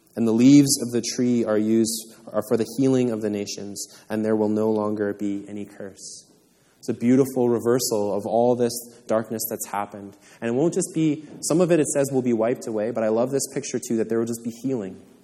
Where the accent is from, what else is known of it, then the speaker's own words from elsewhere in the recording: Canada; I was born in Canada